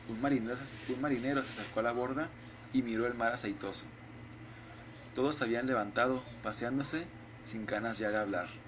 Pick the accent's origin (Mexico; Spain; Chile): Mexico; somos sentidos los mexicanos.